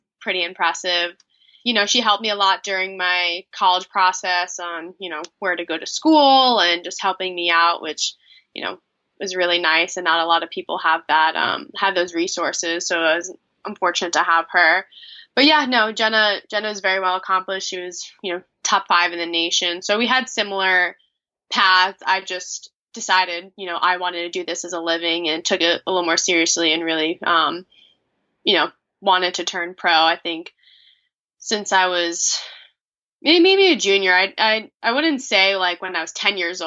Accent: Ossining, New York, United States; also born or lived in Bronxville, New York; I was technically born in the Bronxville Hospital, but I've lived and grew up in Ossining my whole life.

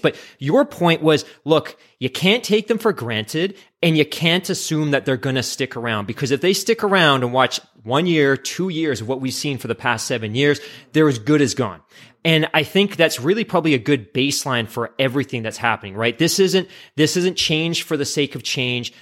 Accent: United Kingdom; moved away; I'm British. I grew up in the U K like you did

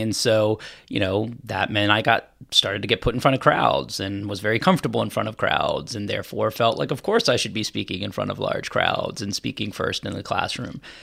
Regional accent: Charlottesville, Virginia, United States; I was born and raised in Charlottesville area, out in the, the county.

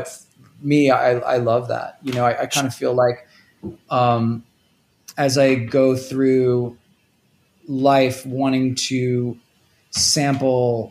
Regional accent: New York City, New York, United States; also born or lived in Toledo, Ohio / State College, Pennsylvania; I grew up in Rockaway Beach, which is kind of like on the edge of Queens

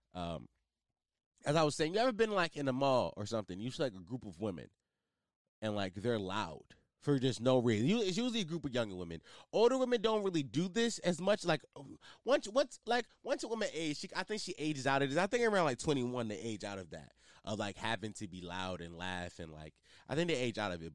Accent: Philadelphia, Pennsylvania, United States; especially in my city, I'm from Philly.

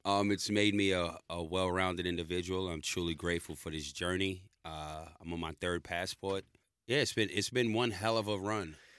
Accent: New York City, New York, United States; moved away as an adult; now in Australia; I'm born in New York in the Bronx

